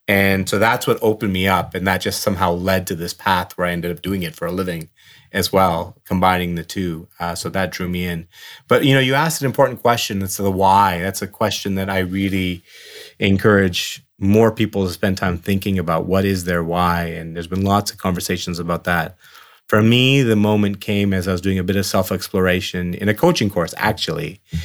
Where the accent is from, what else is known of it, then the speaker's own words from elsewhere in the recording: Burnaby, British Columbia, Canada; also born or lived in Dar es Salaam, Tanzania; I, you know, grew up in the West Coast of Canada and in Burnaby and had a great childhood